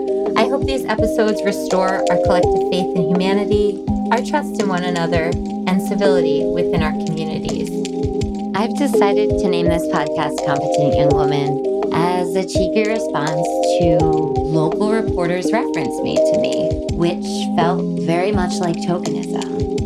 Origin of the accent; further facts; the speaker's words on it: Sharon, Connecticut, United States; now in Cornwall, United States; having been born and raised in Sharon and only recently considered myself a Cornwall resident.